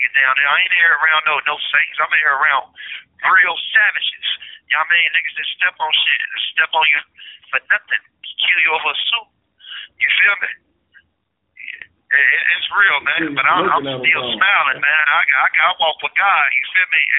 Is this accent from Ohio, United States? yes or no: yes; Cincinnati, Ohio, United States; we don't come from no community where we got good sports programs